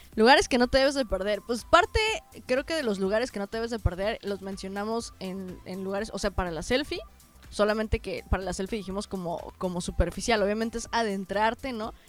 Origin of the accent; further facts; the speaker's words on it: Mexico; pues vengo de México